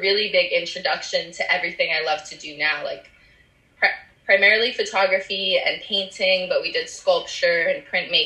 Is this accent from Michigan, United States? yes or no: no; New Mexico, United States; also born or lived in Durango, Colorado; So I'm from New Mexico